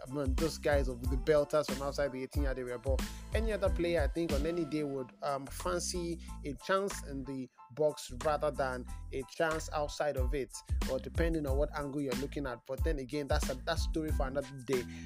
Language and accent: English; Nigeria; English is a second language; I'm a Nigerian Yoruba boy